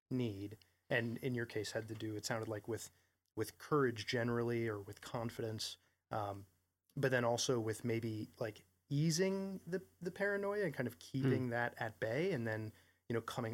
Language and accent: English; Vermont, United States; I grew up in Vermont and I mean, I just know a lot of people in Vermont who wrestled with drug addiction.